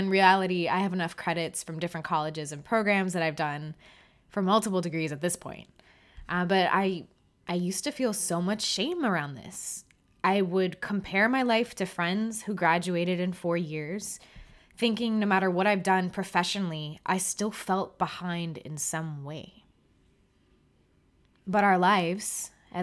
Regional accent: South Florida, United States; moved away; I'm from South Florida

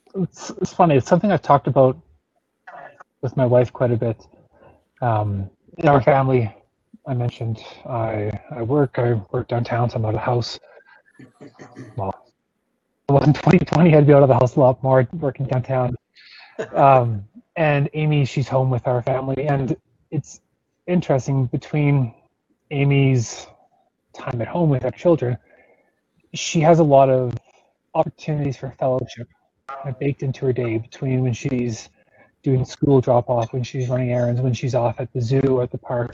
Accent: Calgary, Alberta, Canada; I grew up in Calgary, only a couple blocks from where I'm living now

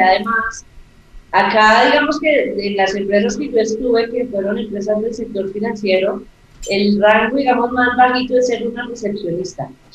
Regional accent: Colombia; el indicativo aquí en mi país, que es más 57

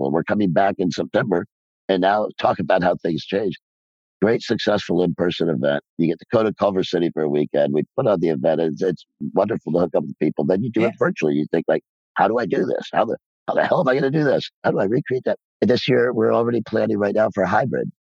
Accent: Ireland; Film is also, and I'm Irish.

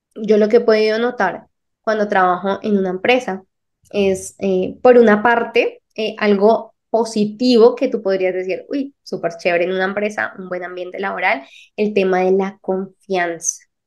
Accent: Colombia; de Colombia

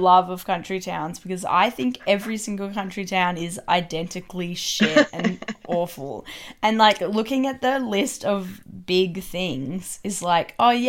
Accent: Tamworth, New South Wales, Australia; I was born and raised in a town that has a big thing. What is the big thing? Well, I was born in Tamworth.

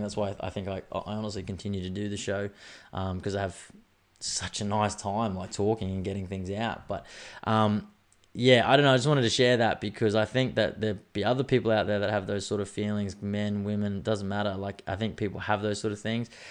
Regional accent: Australia; I'm an Australian man with Irish roots

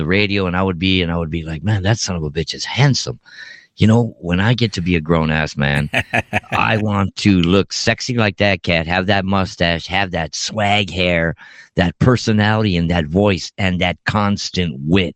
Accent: Los Angeles, California, United States; we are from Los Angeles, California

